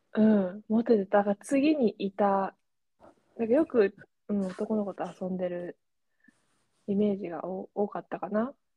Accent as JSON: {"language": "Japanese", "country": "Japan", "first_language": "Japanese", "moved": "yes", "said": "私が、あ、ね、日本人"}